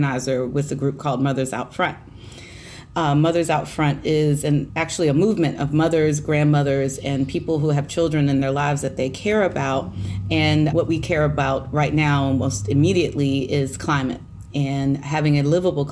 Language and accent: English; Hampton Roads, Virginia, United States; born and raised in Hampton Roads